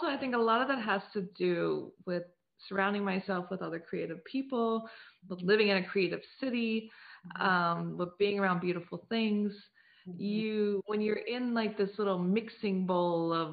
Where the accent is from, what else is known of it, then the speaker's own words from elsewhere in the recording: United States; now in Paris, France; I grew up on the Chesapeake Bay